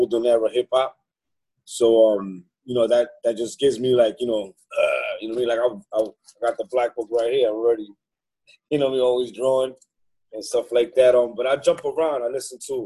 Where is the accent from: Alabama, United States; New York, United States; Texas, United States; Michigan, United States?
New York, United States; New York City; also born or lived in Manhattan; I was born in Manhattan. I grew up in the South Bronx in the early 70s